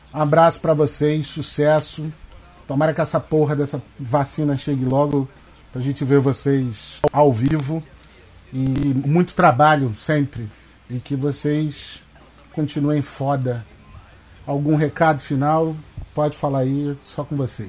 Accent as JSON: {"language": "Portuguese", "area": "Baixada Fluminense", "region": "Rio de Janeiro", "country": "Brazil", "moved": "yes", "said": "eu venho da Baixada Fluminense, não moro mais lá hoje"}